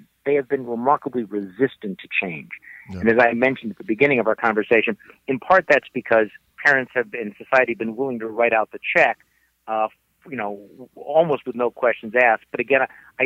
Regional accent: Wisconsin, United States; I went to one big university here in my home state of Wisconsin

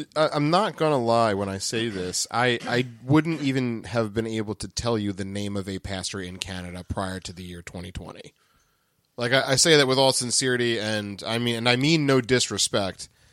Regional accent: the South, United States; down here in the South

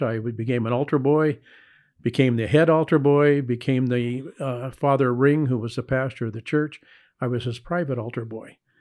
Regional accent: Los Angeles, California, United States; I was born in Hollywood, California

